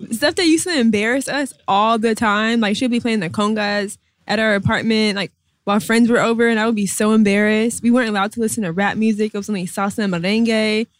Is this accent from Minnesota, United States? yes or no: yes; Minnesota, United States; now in New York, United States; growing up in Minnesota, we didn't appreciate that.